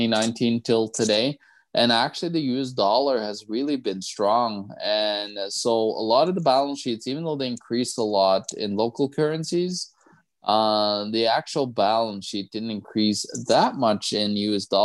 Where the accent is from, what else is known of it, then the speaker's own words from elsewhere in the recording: Norway; I'm from Norway